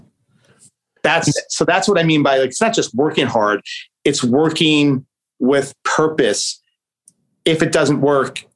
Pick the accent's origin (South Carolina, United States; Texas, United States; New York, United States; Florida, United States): New York, United States; New York City; I grew up in Staten Island, New York